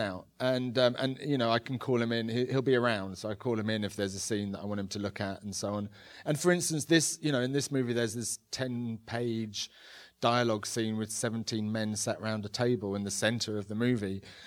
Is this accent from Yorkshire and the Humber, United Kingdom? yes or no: no; London, United Kingdom; I grew up in London without much means in the s, eighties and nineties